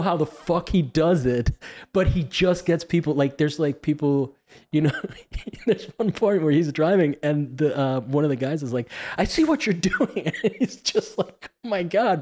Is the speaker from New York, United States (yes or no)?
no; Miami, Florida, United States; accent: Miami; my Miami accent